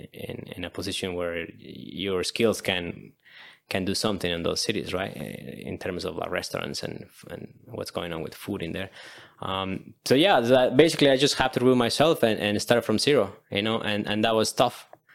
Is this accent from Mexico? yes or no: yes; Mexico City, Mexico; moved away as an adult; also born or lived in Edmonton, Canada; now in Victoria, Canada; I'm from Mexico City. But I'm in Vancouver Island